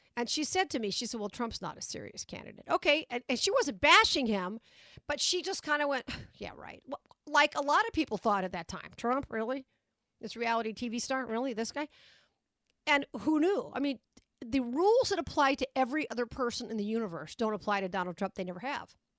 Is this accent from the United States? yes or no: yes; Las Vegas, Nevada, United States; my hometown of Vegas